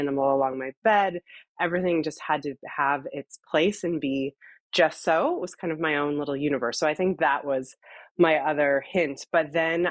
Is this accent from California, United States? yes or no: no; Seattle, Washington, United States; moved away as an adult; now in San Francisco, United States; I'm originally from Seattle